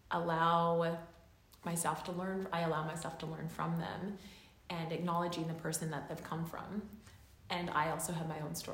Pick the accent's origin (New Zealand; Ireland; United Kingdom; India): New Zealand; Auckland; also born or lived in Canada; I've been raised on the west coast here in Canada, and I've been raised, I was born in Auckland, uh, and I've always gone back and forth.